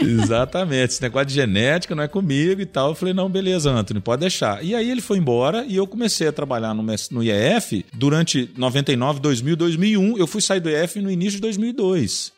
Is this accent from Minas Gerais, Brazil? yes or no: yes; Governador Valadares, Minas Gerais, Brazil; eu sou de Governador Valadares, em Minas Gerais